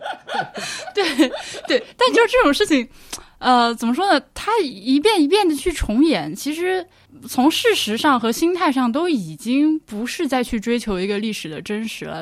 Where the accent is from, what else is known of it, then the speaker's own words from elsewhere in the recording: China; moved away; 我作为一个中国人，就外国人这样去看